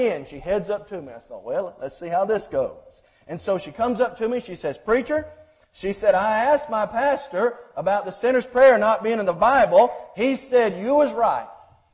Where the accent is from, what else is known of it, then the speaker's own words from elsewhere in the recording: Groveton, Texas, United States; my hometown of Groveton, Texas, East Texas